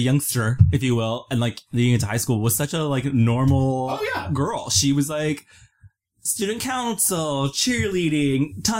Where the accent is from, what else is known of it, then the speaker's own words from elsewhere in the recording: San Antonio, Texas, United States; For me, it was San Antonio.